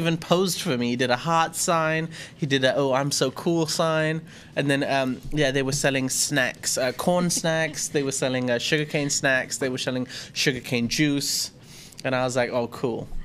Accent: Thailand; I grew up in Thailand, I've been here too long

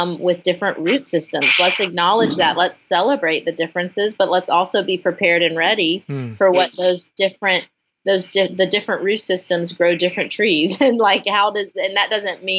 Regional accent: Franklin, Tennessee, United States; I'm from Franklin, Tennessee, just south of Nashville

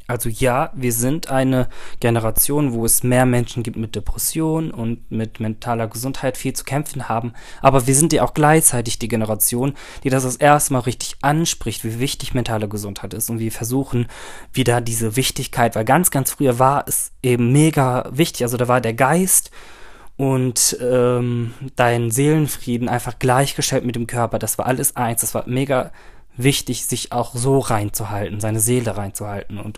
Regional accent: Turkey; also ich bin Türke, das heißt, meine Familie ist riesig.

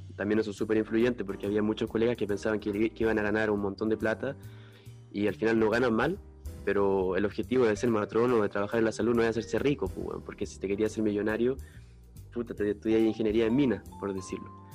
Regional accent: Santiago, Santiago Metropolitan Region, Chile; moved away as an adult; also born or lived in Valparaíso; now in France; nacido y criado en Santiago, eh, lado norte

